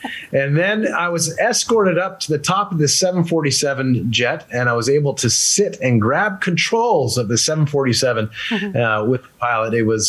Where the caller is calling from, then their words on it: Northern District, Israel; Oh, yeah. Just south of the Sea of Galilee.